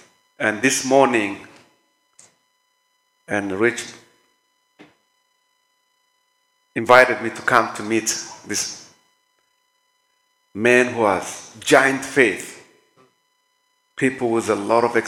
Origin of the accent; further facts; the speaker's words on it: Kenya; moved away as an adult; now in United States; Honestly, since I came from Kenya to the state, it's 5 weeks.